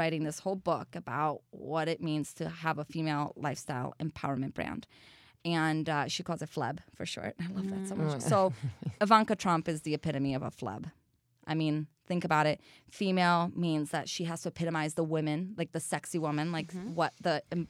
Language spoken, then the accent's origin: English; Brazil; English is a second language; now in United States; So I'm from Brazil, which is a country that's very sexualized in this country.